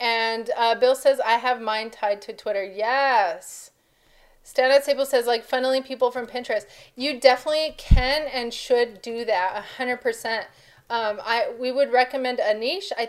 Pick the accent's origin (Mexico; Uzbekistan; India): Mexico; my background, I'm from Mexico, and our Hispanic family